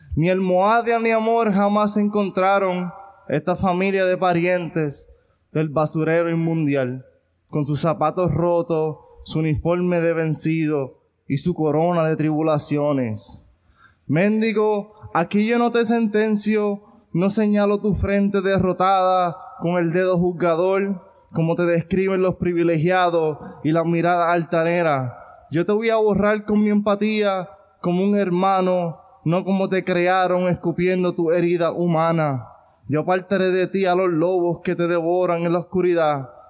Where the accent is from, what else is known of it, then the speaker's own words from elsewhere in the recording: Ponce, Puerto Rico; yo soy de Ponce